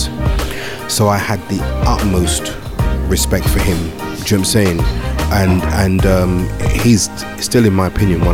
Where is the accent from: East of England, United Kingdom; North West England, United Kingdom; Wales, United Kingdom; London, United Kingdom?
London, United Kingdom; moved away; I was raised in London. I was born in London.